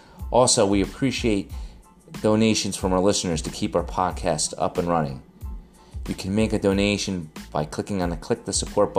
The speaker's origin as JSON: {"language": "English", "region": "New Jersey", "country": "United States", "said": "I'm from New Jersey, so we're on the same time zone."}